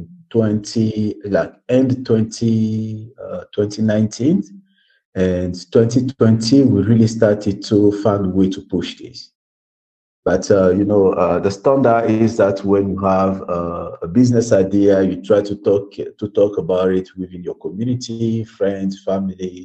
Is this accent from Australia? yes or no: no; Brazzaville, Republic of the Congo; I was born in Brazzaville and living in poverty, growing up in poverty